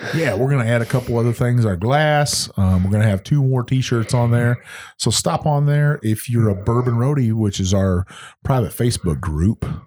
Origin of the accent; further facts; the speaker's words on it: Texas, United States; moved away; Texas and see my home state